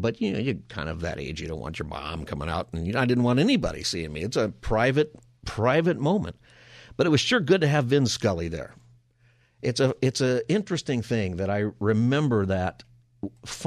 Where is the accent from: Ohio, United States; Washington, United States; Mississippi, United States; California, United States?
California, United States; Palmdale; growing up in the L.A. area, growing up in Palmdale